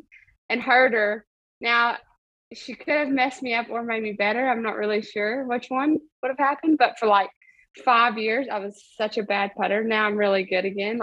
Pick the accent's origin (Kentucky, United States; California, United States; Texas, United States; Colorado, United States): Kentucky, United States; Princeton; where I grew up in Princeton, Kentucky.